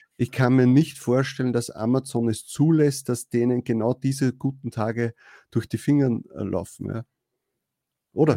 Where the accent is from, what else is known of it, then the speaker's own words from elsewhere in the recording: Austria; bei uns in Österreich